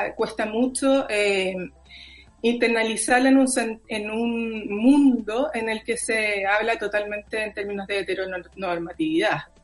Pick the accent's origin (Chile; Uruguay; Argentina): Chile